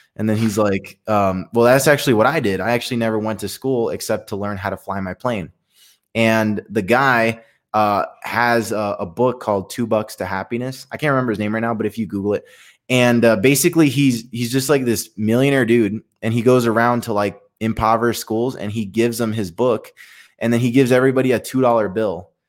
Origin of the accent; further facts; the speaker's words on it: Allentown, Pennsylvania, United States; first language Spanish; English is a second language; moved away; my hometown, and I grew up, grew up in the hood